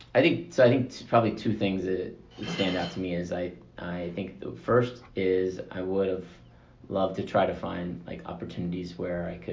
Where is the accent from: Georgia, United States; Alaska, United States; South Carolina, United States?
Georgia, United States; Atlanta; moved away as an adult; I grew up in Atlanta, so I lived in Atlanta until I was, five years ago.